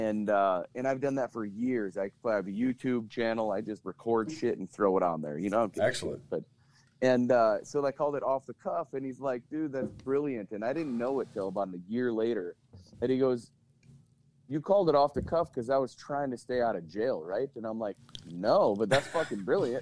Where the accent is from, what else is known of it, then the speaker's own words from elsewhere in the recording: Mitchell, South Dakota, United States; also born or lived in Twin Cities, Minnesota; now in Roseau, United States; I'm originally from Mitchell, South Dakota